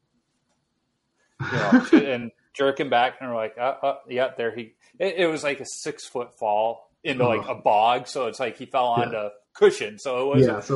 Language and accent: English; Chicago, Illinois, United States; moved away; I grew up in Chicago